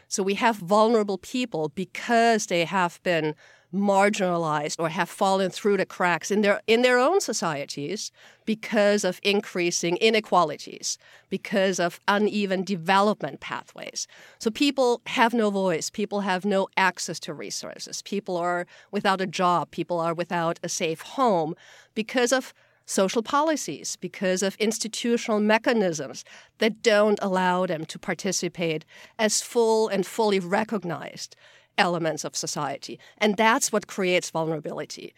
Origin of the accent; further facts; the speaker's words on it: Austria; moved away; I'm from Austria originally